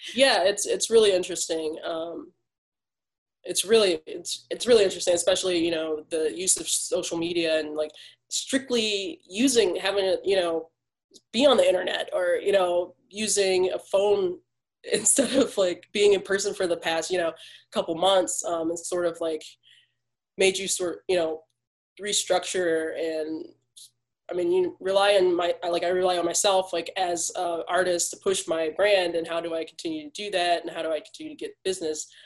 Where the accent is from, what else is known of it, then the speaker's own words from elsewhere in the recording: Detroit, Michigan, United States; growing up in Detroit